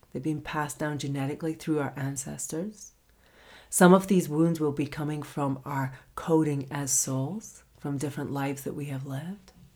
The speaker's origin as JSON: {"language": "English", "region": "Scotland", "country": "United Kingdom", "moved": "yes", "said": "I'm from Scotland originally"}